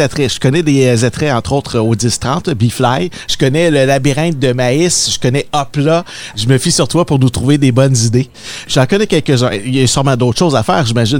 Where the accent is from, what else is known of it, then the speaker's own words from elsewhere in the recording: Montérégie, Quebec, Canada; also born or lived in North Shore (Rive-Nord), Quebec; now in Rive-Nord, Canada; J'ai grandi ici sur en Montérégie. Maintenant, je suis déménagé sur la rive nord